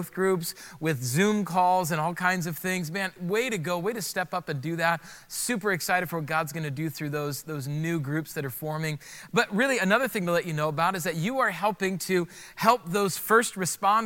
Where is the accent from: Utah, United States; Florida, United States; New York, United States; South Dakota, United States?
South Dakota, United States; moved away; I grew up in South Dakota